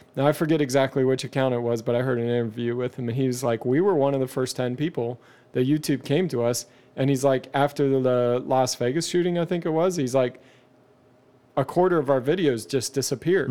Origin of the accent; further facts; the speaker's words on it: Canada; I'm Canadian